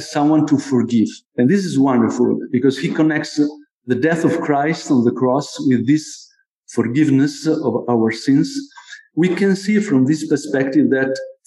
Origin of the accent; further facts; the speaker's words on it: Como, Lombardy, Italy; This is the cathedral of my town where I was born in Como